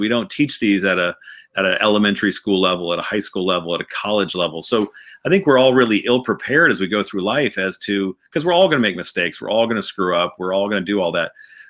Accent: St. Louis, Missouri, United States; also born or lived in Boston / Atlanta / Newport Beach; I was born in Boston. My dad was from Atlanta. We went to Atlanta, and then we went to Southern California down in Newport Beach, and then I went to St. Louis, Missouri for high school.

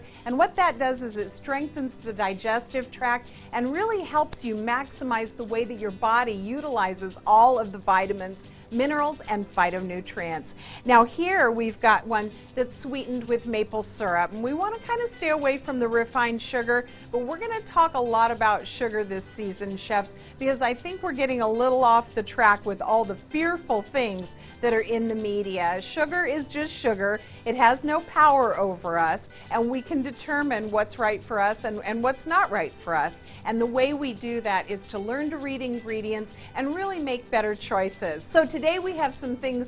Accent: San Diego, California, United States; I've opened my own cafe here in San Diego, my hometown

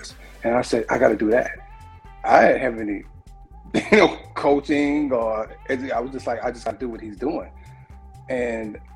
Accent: Anderson, South Carolina, United States; moved away as an adult; also born or lived in Pittsburgh, Pennsylvania / Chicago, Illinois; I'm from Anderson, South Carolina. And, you know, this is also the hometown of late, great Chadwick Boseman

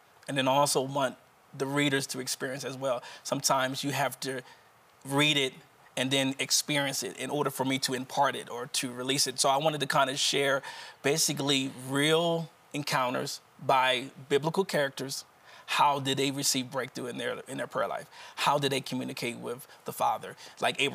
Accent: Wilmington, Delaware, United States

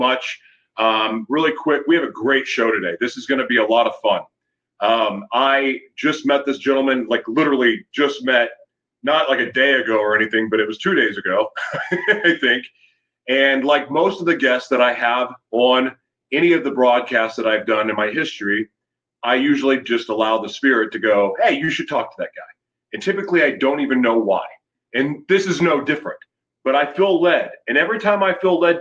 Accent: United States; I am from the United States

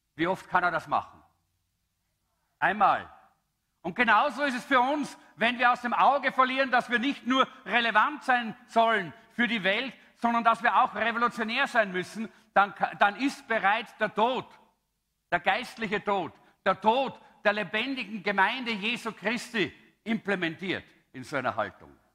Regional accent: Austria; ich als Österreicher

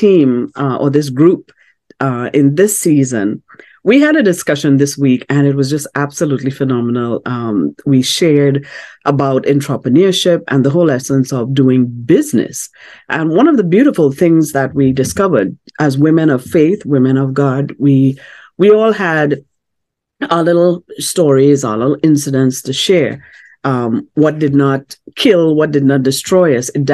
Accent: Trinidad & Tobago; my home country of Trinidad and Tobago

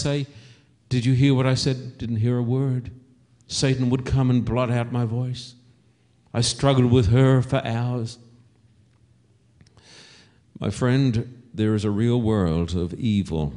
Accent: Australia; When I was a boy growing up in Australia

